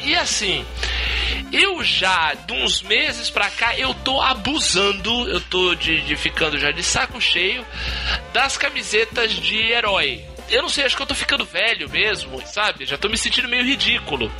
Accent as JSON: {"language": "Portuguese", "town": "Santos", "region": "São Paulo", "country": "Brazil", "said": "Eu sou Santista"}